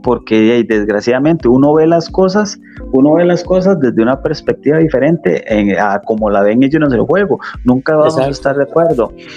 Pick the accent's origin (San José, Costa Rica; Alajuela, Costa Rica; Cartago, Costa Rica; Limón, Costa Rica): Limón, Costa Rica; soy del, área de Limón